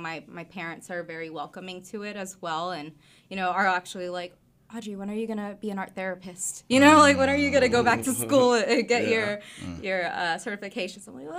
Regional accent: Rogers, Arkansas, United States; also born or lived in Fayetteville / Springdale; Yeah, I was. I was born in Fayetteville, in the women's clinic. I can't remember exactly what it's called, but was raised in Springdale up until I was about 7 years old. Mm-hmm. And then we moved to my grandparents in Rogers

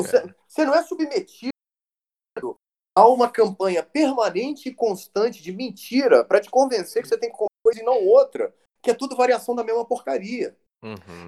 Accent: Brazil; Eu brasileiro

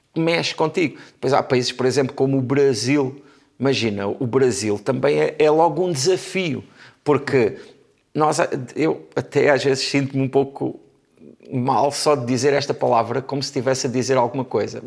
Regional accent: Portugal; Eu já nasci em Portugal, mas as minhas irmãs nasceram em França

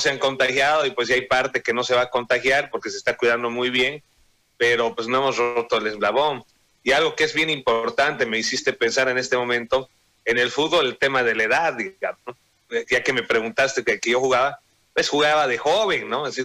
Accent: Sucre, Chuquisaca, Bolivia; yo soy de Sucre y mi tío fue dirigente de los petroleros y yacimientos petroleros.

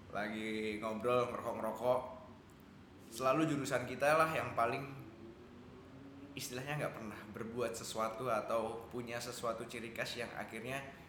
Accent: Yogyakarta, Special Region of Yogyakarta, Indonesia; saya orang Jogja yang bekerja di industri kreatif

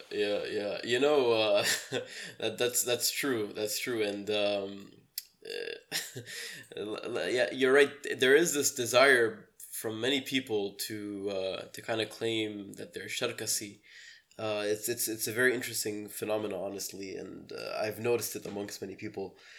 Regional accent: Tripoli, North Governorate, Lebanon; I'm originally from Tripoli, Lebanon

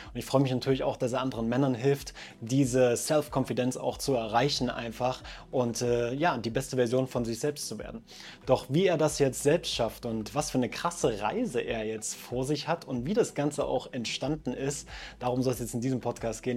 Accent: eastern Germany, Germany; moved away; also born or lived in Switzerland; Meine Heimat ist der tiefste Osten von Deutschland tatsächlich.

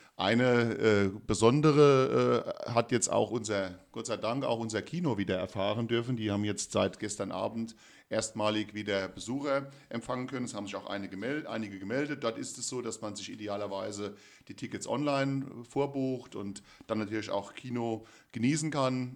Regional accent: Rhineland-Palatinate, Germany; bei uns in Rheinland-Pfalz

